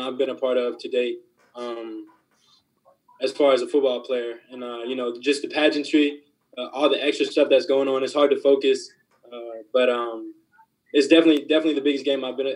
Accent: Tennessee, United States; I grew up in Tennessee

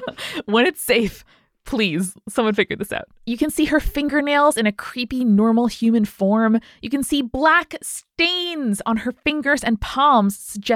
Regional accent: Chihuahua, Mexico; English is a second language; I live in Chihuahua, Chihuahua, Mexico. I would like to share with you an urban legend from my hometown.

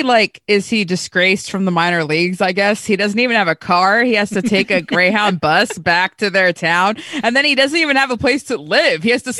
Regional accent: California, United States; I'm from California.

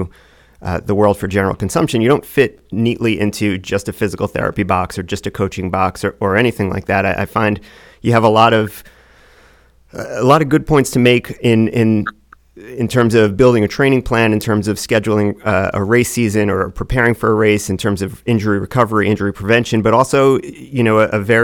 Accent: New York, United States; I grew up in upstate New York, or I grew up in the suburbs of the city

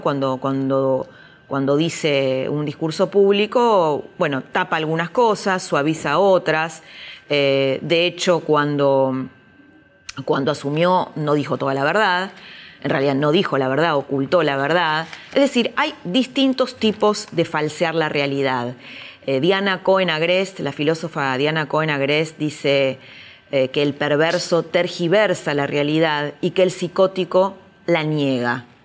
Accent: Argentina; los argentinos

